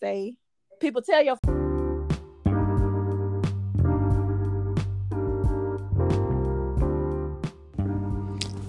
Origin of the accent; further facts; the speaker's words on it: Birmingham, Alabama, United States; I'm from Birmingham